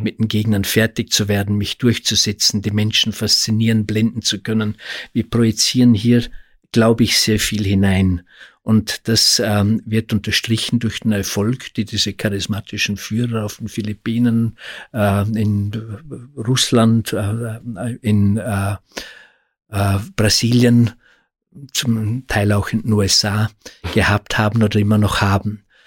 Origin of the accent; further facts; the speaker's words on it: Austria; bei uns in Österreich